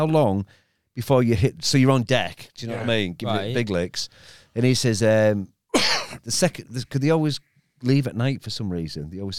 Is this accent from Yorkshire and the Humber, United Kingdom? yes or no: yes; Hull, Yorkshire and the Humber, United Kingdom; I'm from Hull, aren't I?